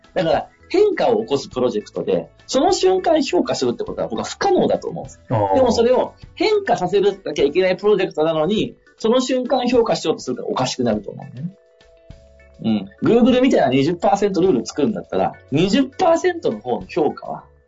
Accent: Sabae, Fukui, Japan; 地元の福井の鯖江って町

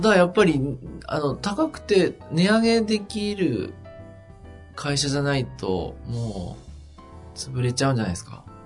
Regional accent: Yamagata, Japan; moved away; 僕の田舎の山形県

